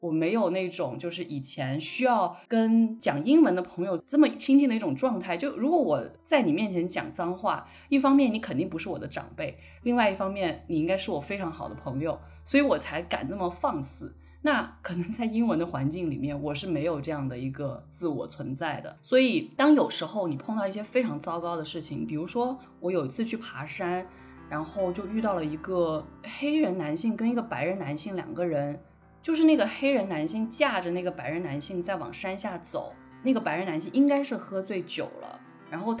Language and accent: Chinese; Guilin, Guangxi, China; accent: Guilin dialect; first language Guilin dialect; Chinese is a second language; 因为我觉得我的母语应该是桂林话，所以我就觉得，哎，普通话是不是有点外？